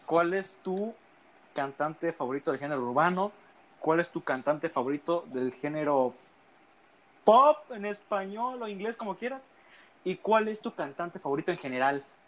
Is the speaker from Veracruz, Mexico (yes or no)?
yes; Veracruz, Mexico; now in Tabasco, Mexico; Soy tabasqueño porque nací aquí, güey, pero yo a temprana edad me fui a vivir a Veracruz.